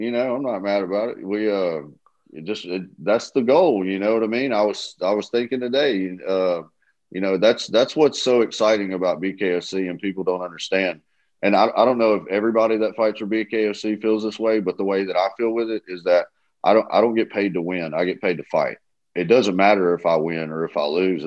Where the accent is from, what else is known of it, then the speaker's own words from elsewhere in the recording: the South, United States; I'm from the South